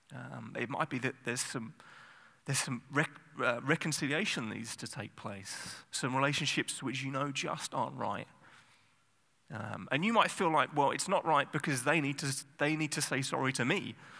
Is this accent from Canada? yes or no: no; England, United Kingdom; I'm English